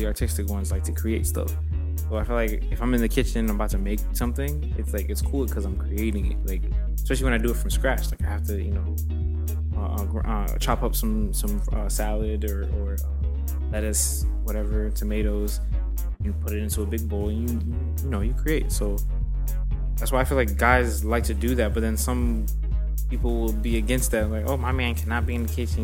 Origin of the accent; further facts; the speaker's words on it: United States; I grew up in the States.